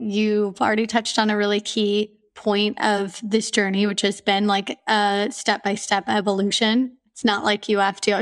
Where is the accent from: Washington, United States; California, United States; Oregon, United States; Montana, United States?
Oregon, United States; Portland; moved away as an adult; also born or lived in Romania / Singapore / Australia / Myanmar; now in Mauritius; I'm from Portland, Oregon